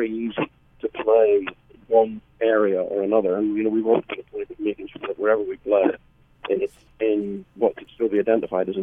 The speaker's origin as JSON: {"language": "English", "town": "Belfast", "region": "Northern Ireland", "country": "United Kingdom", "said": "we're four guys from Belfast"}